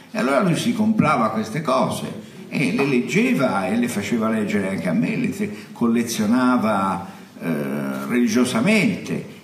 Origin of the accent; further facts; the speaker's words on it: Florence, Tuscany, Italy; sono uno da buon fiorentino